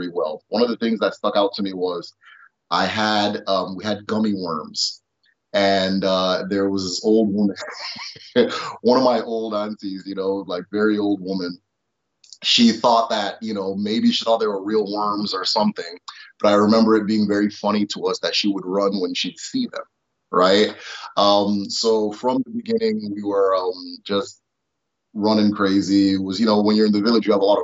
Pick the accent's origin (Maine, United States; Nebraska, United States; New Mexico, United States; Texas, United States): Nebraska, United States; also born or lived in Nigeria / Imo State, Nigeria; So I ended up growing up in Nebraska for a lot of times